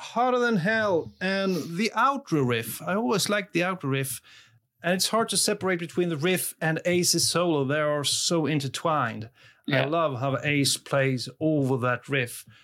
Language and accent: English; Sweden; English is a second language; I'm from Sweden.